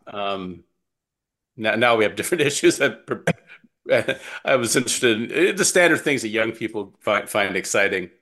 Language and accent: English; Calabasas, California, United States; moved away; also born or lived in Wisconsin; I grew up in Southern California